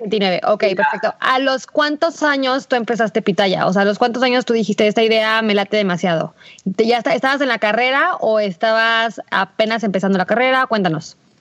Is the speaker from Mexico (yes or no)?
yes; Aguascalientes, Mexico; somos de Aguascalientes